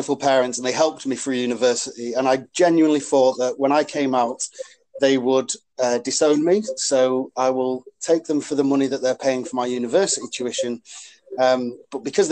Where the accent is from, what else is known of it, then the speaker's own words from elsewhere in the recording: Warrington, North West England, United Kingdom; accent: northern; moved away as an adult; now in London, United Kingdom; I'm from Warrington. I'm from this leafy little village in Warrington called Lym. And we are quite a rugby-centred village. So that I looked at rugby players at my school and in my village